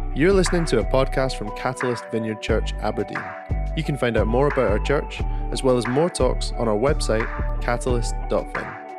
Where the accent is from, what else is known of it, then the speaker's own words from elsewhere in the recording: Honduras; I'm from Honduras, Central America